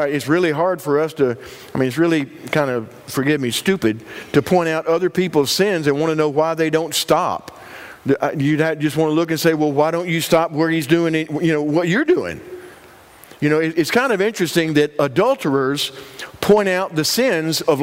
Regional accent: Union, United States; moved away; my hometown of Union

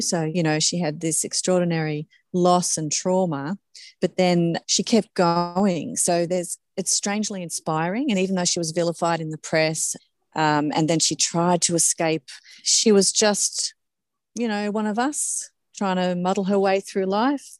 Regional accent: Forbes, New South Wales, Australia; moved away; I was from Forbes originally

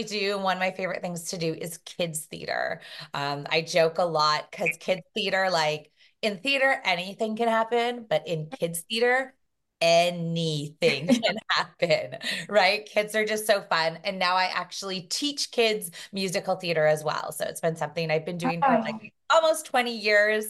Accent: Brampton, Ontario, Canada; also born or lived in Toronto; I grew up just outside of Toronto, so in Brampton

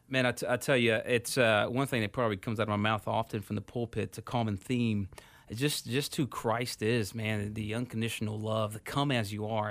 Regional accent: Houston, Texas, United States; moved away as an adult; also born or lived in San Rafael, California; now in Phoenix, United States; I grew up in Houston

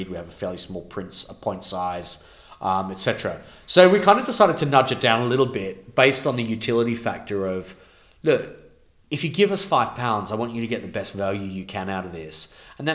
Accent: Melbourne, Victoria, Australia; now in London, United Kingdom; my hometown of Melbourne

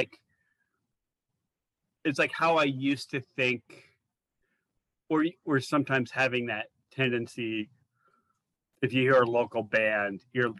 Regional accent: Athens, Ohio, United States; also born or lived in Youngstown / New York / Virginia; I sort of like to say I'm from Athens

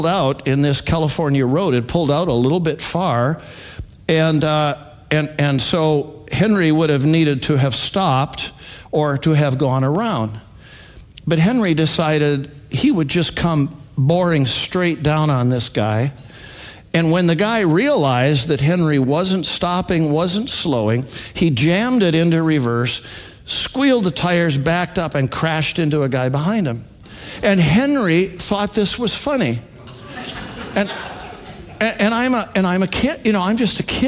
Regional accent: Alberta, Canada; now in United States; I grew up in Alberta, Canada, Western Canada.

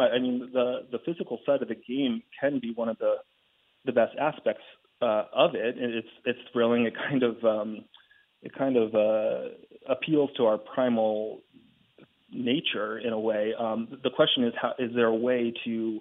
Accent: Northeast, United States; I'm from the Northeast

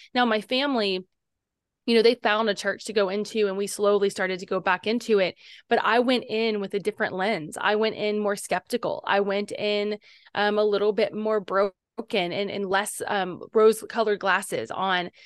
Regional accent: Cincinnati, Ohio, United States; our city of Cincinnati

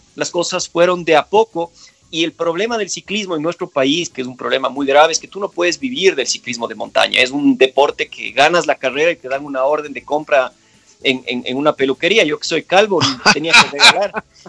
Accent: Quito, Pichincha, Ecuador; moved away as an adult; also born or lived in Tumbaco / Switzerland; yo nací como muchos de nosotros en la Clínica de la Mujer en Quito

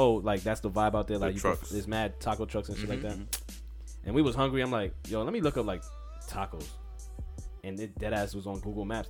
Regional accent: New York City, New York, United States; I'm from Flatbush.

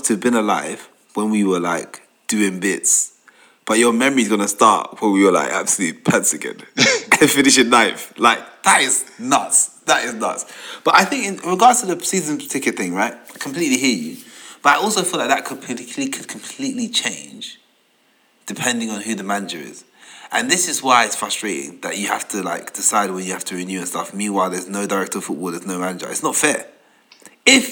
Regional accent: London, United Kingdom; I grew up in Tottenham. I was across the road from the stadium.

